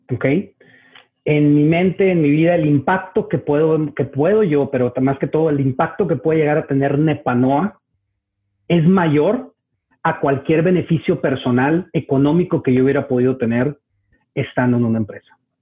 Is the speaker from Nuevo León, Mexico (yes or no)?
yes; Monterrey, Nuevo León, Mexico; moved away as an adult; now in Chicago, United States; soy de Monterrey